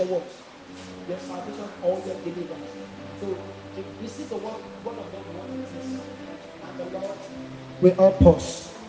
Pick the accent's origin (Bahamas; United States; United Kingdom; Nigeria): Nigeria; Lagos; moved away; Before I came from Lagos, my guys from me, they were initially in the same gang, fighting gang before.